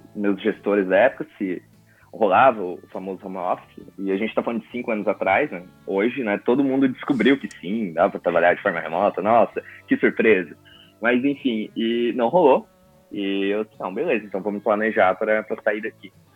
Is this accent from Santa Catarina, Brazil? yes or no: yes; coast of Santa Catarina, Brazil; sou lá do litoral de Santa Catarina